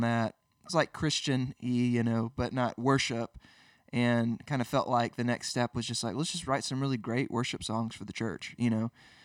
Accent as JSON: {"language": "English", "town": "Birmingham", "region": "Alabama", "country": "United States", "also_born_or_lived": "Nashville, Tennessee", "said": "I'm from Birmingham, obviously, but went to school in Nashville to Belmont"}